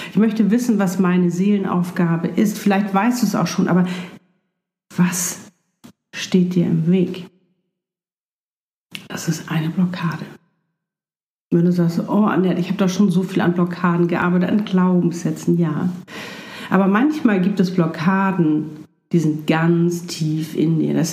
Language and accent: German; Hamburg, Germany; bin auch noch nicht in meinem Traum zu Hause in Südafrika, sondern ich bin noch hier in Hamburg in meiner Heimatstadt in einer wunderschönen Wohnung